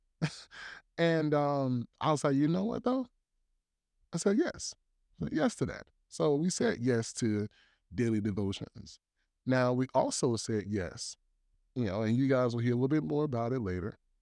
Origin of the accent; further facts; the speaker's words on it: Columbia, South Carolina, United States; also born or lived in Tennessee; now in Virginia, United States; I'm originally from Columbia, South Carolina